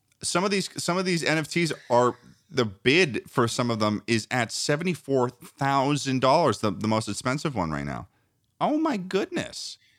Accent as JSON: {"language": "English", "region": "East Coast", "country": "United States", "said": "we're all from the East Coast"}